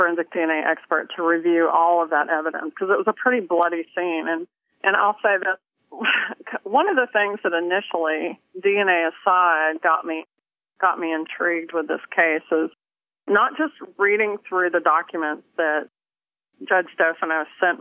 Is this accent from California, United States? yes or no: no; Tennessee, United States; also born or lived in Kentucky; I'm a Southern girl. I was born in Kentucky, raised in Tennessee, and grew up, you know, cooking with cast iron skillets